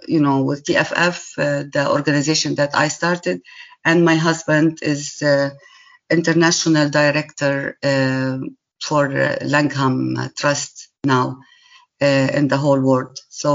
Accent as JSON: {"language": "English", "country": "Syria", "second_language": "English", "said": "And me as a Syrian person, I just introduced myself that I am from Syria"}